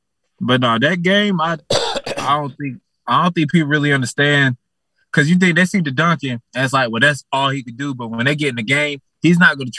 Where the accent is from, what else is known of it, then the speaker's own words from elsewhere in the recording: North Carolina, United States; also born or lived in Houston; now in Dallas, United States; No, I'm in North Carolina.